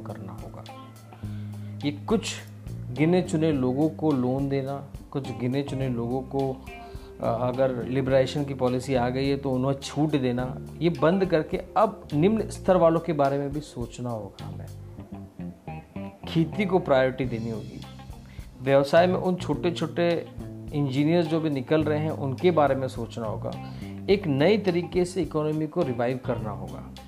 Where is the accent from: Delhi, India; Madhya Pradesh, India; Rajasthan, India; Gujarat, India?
Gujarat, India; Dahod; मैं जिस शहर से आता हूँ दाहोद